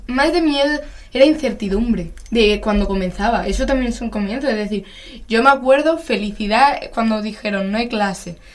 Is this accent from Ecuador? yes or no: no; Madrid, Community of Madrid, Spain; somos de Madrid